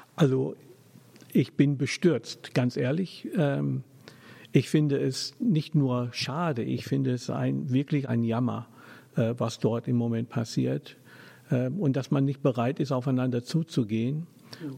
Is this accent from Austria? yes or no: no; England, United Kingdom; German is a second language; moved away as an adult; also born or lived in Germany; now in Hamburg, Germany; ich bin geborener Engländer ja, ich bin nicht nur Brite, ich bin Engländer